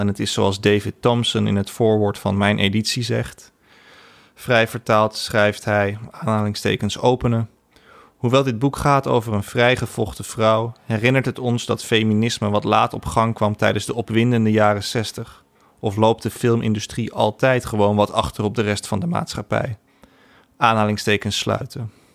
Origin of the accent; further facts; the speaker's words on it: Laren and Blaricum, North Holland, Netherlands; also born or lived in Amsterdam; mijn jeugd in Laren en Blaricum